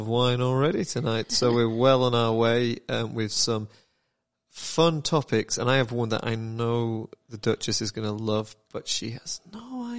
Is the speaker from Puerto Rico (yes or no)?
no; United Kingdom; I am British